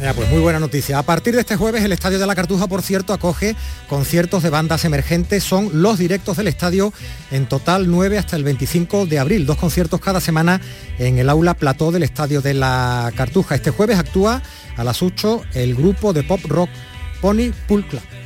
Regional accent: Seville, Andalusia, Spain; Soy de Sevilla

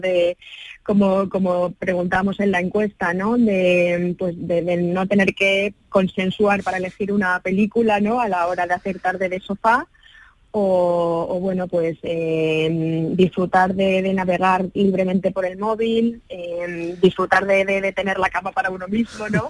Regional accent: Spain; nosotros como españoles

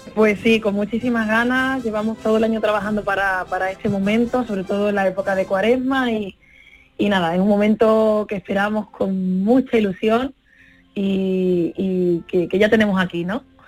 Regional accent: Seville, Andalusia, Spain; moved away as an adult; also born or lived in Paris, France; Aquí en Andalucía y sobre todo en, en los pueblos de donde yo vengo, en Sevilla

